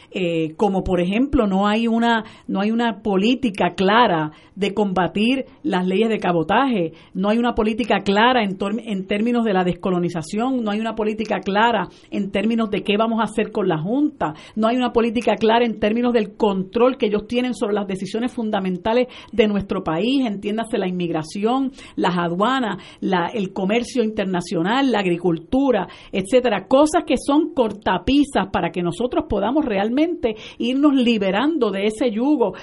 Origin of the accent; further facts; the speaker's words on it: Puerto Rico; la gran mayoría de nosotros los puertorriqueños y puertorriqueñas somos eso, puertorriqueños